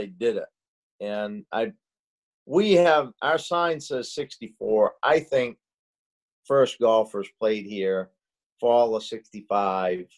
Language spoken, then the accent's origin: English; Skowhegan, Maine, United States; moved away as an adult; also born or lived in West Palm Beach, Florida; I'm from Skowhegan